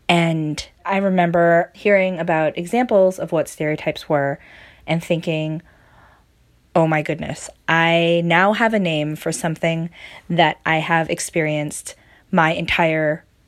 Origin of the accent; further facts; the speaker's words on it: Baltimore, Maryland, United States; I'm from Baltimore, Maryland.